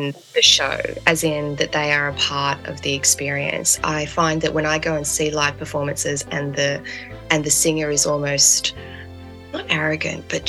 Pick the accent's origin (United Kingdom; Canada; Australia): Australia; Sydney, New South Wales; also born or lived in New Zealand; Born in New Zealand, raised in eastern suburb Sydney